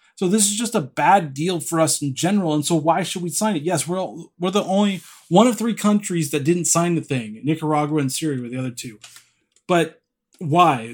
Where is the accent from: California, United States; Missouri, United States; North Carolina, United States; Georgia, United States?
California, United States; I'm from California